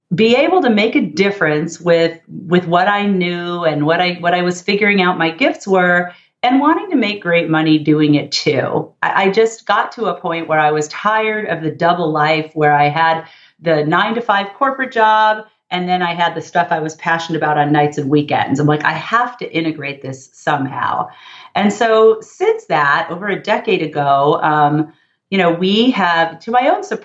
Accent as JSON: {"language": "English", "town": "Los Angeles", "region": "California", "country": "United States", "tie": "born or raised there", "said": "I grew up in the San Fernando Valley, part of Los Angeles"}